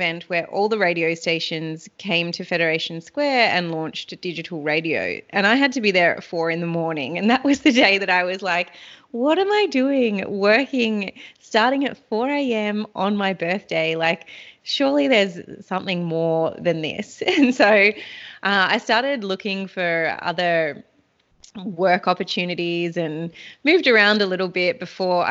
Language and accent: English; Anglesea, Victoria, Australia; I grew up down on the Great Ocean Road and I lived at the beach. I was very fortunate to have my upbringing and my childhood down in Anglesey, which is on the Great Ocean Road.